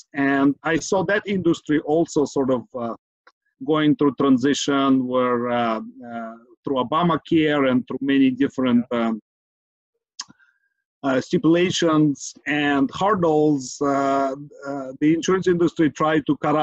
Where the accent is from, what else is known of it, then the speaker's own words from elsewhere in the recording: Kyiv, Ukraine; now in San Francisco Bay Area, United States; born and raised in Kyiv, Ukraine, immigrated to United States, San Francisco, Bay Area, 20 plus years ago